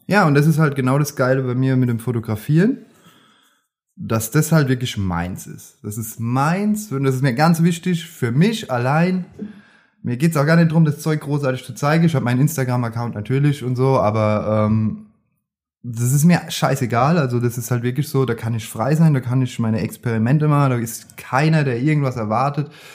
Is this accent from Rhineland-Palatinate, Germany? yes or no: yes; Grünstadt, Rhineland-Palatinate, Germany; ich bin aus Grünstadt